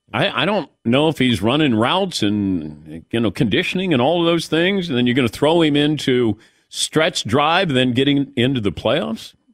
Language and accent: English; Ohio, United States; I'm from the Midwest. I'm from Ohio